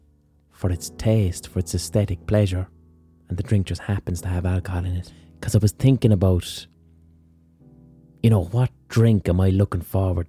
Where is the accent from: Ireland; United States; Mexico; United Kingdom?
Ireland; A lot of us growing up in Ireland